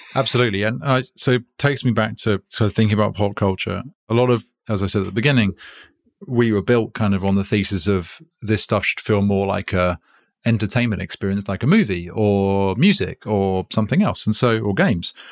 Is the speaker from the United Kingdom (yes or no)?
yes; United Kingdom; accent: British; now in United States; I'm British and I live in America.